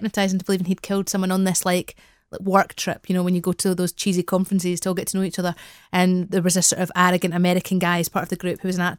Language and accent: English; Edinburgh, Scotland, United Kingdom; I grew up in Edinburgh